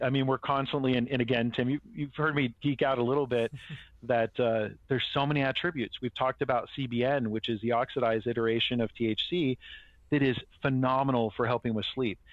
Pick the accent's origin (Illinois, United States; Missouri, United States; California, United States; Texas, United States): California, United States; Marin County; I grew up in Marin County